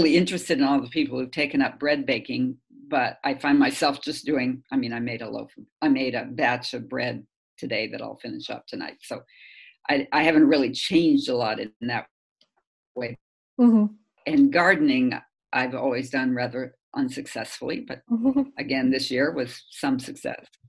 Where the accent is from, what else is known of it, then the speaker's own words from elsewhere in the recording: Kansas, United States; moved away; I'm from Kansas, and I come from an agricultural background